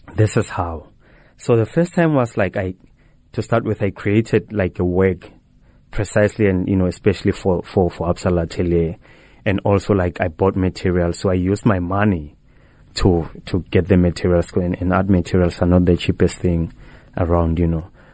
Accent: North West, South Africa; moved away; I was born in the Northwest Province, like, in, in Flagstaff

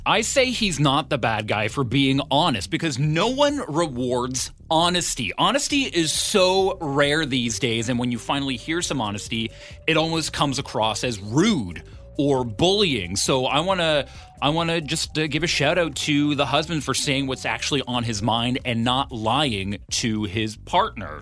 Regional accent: Ottawa, Ontario, Canada; now in Victoria, Canada; I'm originally from Ottawa

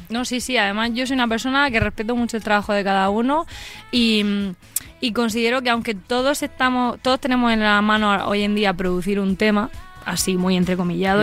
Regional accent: Molina de Segura, Region of Murcia, Spain; accent: murciano; Yo soy de Molina de Segura

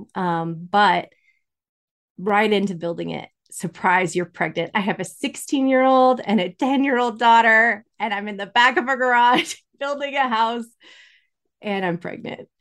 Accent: Incline Village, Nevada, United States; I was born in Incline Village, That's in Nevada. It's right by Lake Tahoe.

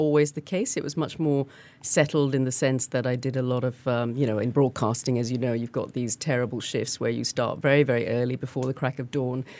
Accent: Singapore; I'm actually Singaporean, but guess what? My entire immediate family all live in North America

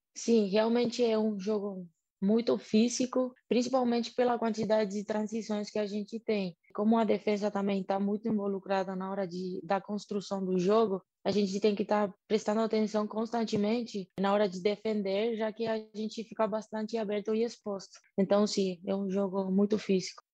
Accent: Argentina; Portuguese is a second language; moved away as an adult; now in Brazil

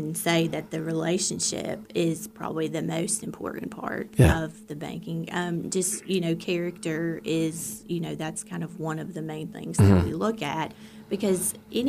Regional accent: New River Valley, Virginia, United States; I grew up in Reiner, so my whole life has been spent in the New River Valley

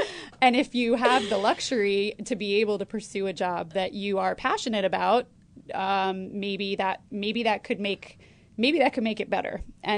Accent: Connecticut, United States; moved away; also born or lived in Brooklyn, New York; I grew up in Connecticut

